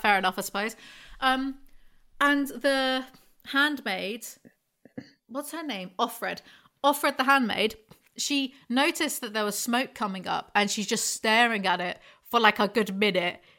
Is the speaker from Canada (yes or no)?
no; England, United Kingdom; I'm just English